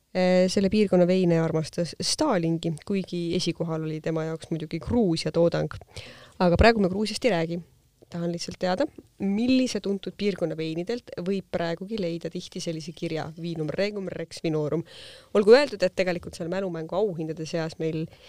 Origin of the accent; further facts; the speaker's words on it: South Estonia, Estonia; mina olen Ladina-Eestist